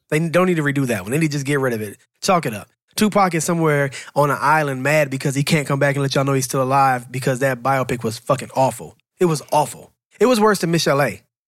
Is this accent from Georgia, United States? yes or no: yes; Atlanta, Georgia, United States; I'm from Atlanta